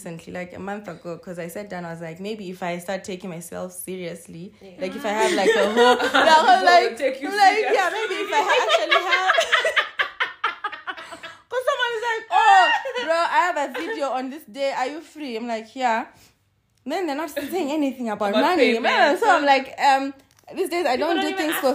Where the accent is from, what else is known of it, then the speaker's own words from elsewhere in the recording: Zimbabwe; I always say I'm Zimbabwean